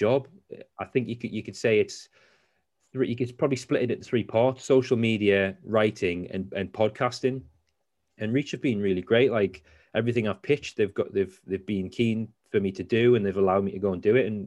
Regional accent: Whitley Bay, North East England, United Kingdom; moved away as an adult; I'm from Whitley Bay on the coast of Newcastle

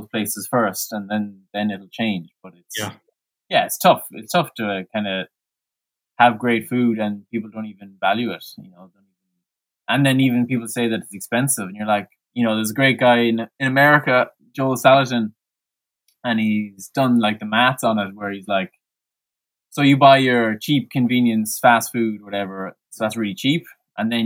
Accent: Mayo, Connacht, Ireland; now in County Clare, Ireland; I'm from Mayo, which is, a good 3 hours away from Clare, and where my parents are.

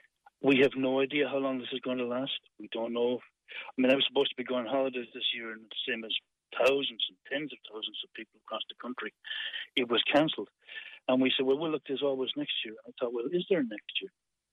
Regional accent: Rathkeale, Munster, Ireland; I'm from Rakeel. Grew up in a brilliant, bustling, vibrant, colourful West Limerick town.

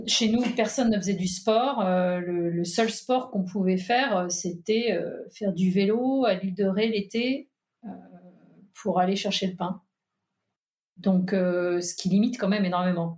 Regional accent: Nantes, Pays de la Loire, France; also born or lived in Paris; now in Allier, France; Je suis née à Nantes

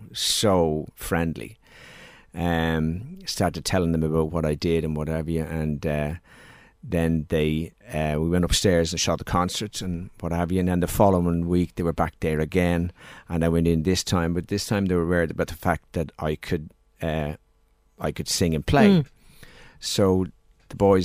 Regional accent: Dublin, Leinster, Ireland; we moved from Drimnagh to Palmerstown

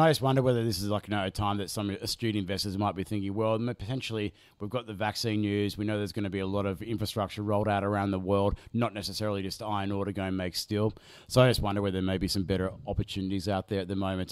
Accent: Australia; we used to have an Ampol, uh, in my local Hootie and Linfield where I grew up

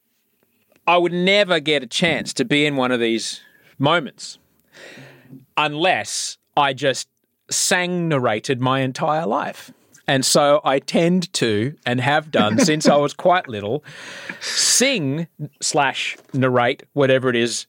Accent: Brisbane, Queensland, Australia; growing up in Brisbane

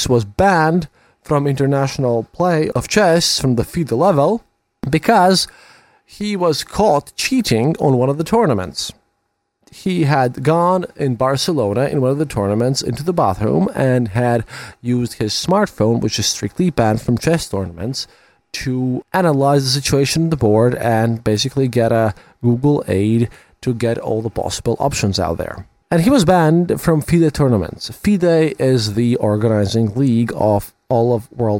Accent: Latvia

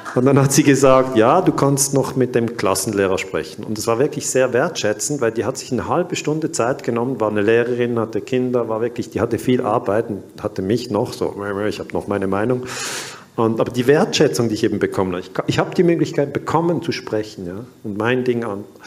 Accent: Switzerland; ich bin 1972 in der Schweiz geboren worden und dann ähm, ging ich zwölf Jahre in die Waldorfschule

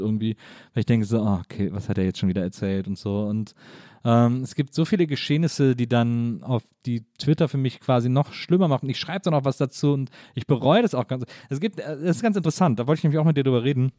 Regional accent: Cologne, North Rhine-Westphalia, Germany; bin ich eben im Rheinland aufgewachsen

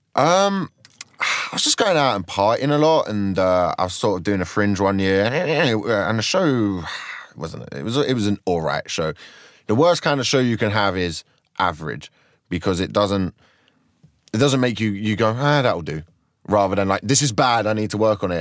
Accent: Croydon, London, United Kingdom; I just grew up in Croydon

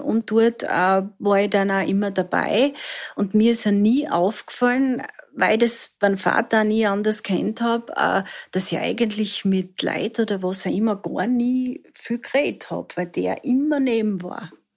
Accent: Southern Styria, Austria; Ich bin in der Südsteiermark aufgewachsen

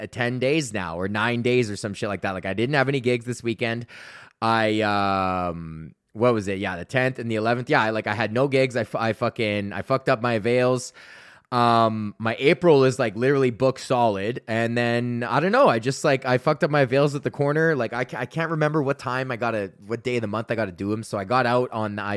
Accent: Sunshine Village, Alberta, Canada; moved away as an adult; now in Ontario, Canada; I grew up in Sunshine fucking Village, and that's where I ski

